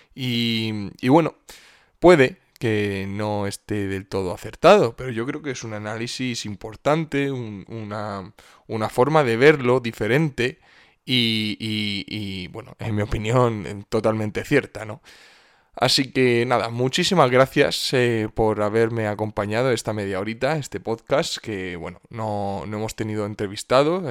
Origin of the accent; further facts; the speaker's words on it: Cartagena, Region of Murcia, Spain; moved away; a casa, a Cartagena, a mi ciudad natal.